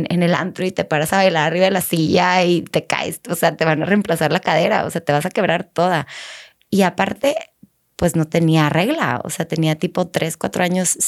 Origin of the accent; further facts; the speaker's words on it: Laredo, Texas, United States; born there; nací en Laredo